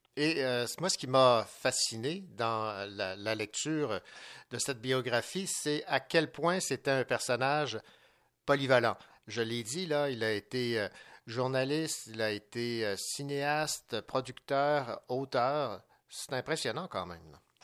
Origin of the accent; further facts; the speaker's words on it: Quebec, Canada; chez nous au Québec